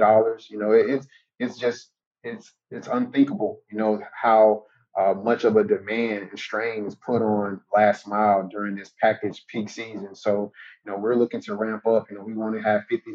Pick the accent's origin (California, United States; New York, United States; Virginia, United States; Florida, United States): Florida, United States; Jacksonville; my hometown team